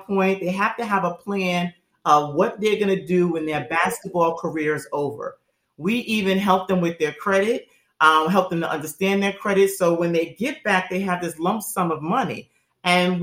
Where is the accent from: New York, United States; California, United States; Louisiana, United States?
New York, United States; growing up in New York